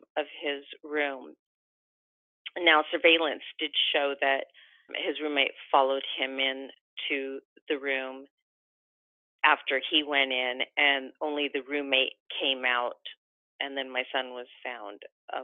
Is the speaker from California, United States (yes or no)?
yes; Los Angeles, California, United States; we're from Los Angeles